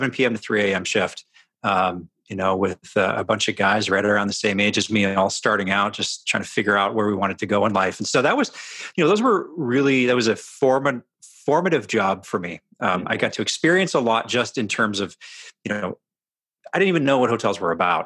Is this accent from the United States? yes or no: no; Edmonton, Alberta, Canada; I grew up in Canada, not far from the Montana border. So those that kind of know the geography of North America, in Edmonton, Alberta.